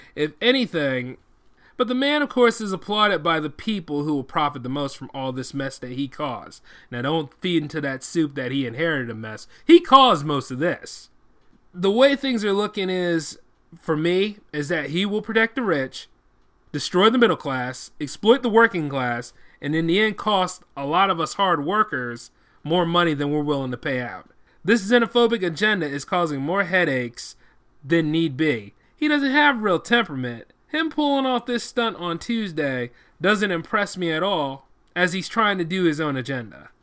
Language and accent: English; United States; as an American